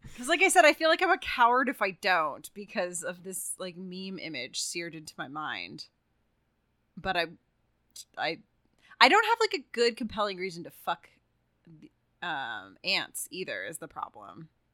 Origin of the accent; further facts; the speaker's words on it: Texas, United States; now in California, United States; I'm from Texas